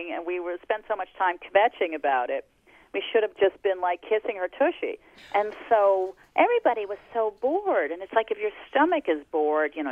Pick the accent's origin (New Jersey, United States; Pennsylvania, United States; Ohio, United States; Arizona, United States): New Jersey, United States; Jersey Shore; I grew up on the Jersey Shore